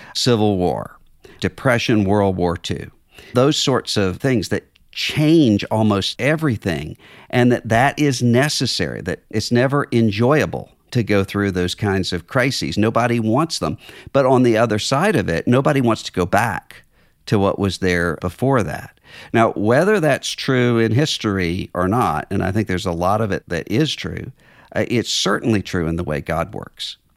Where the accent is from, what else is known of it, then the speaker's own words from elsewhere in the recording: Mississippi, United States; my home state